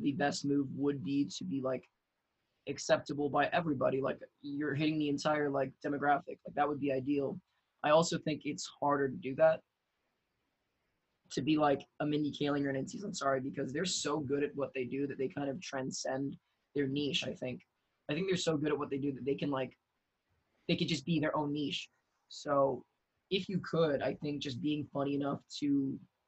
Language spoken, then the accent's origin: English; San Gabriel Valley, California, United States; I came from San Gabriel Valley, which is like Little China of America.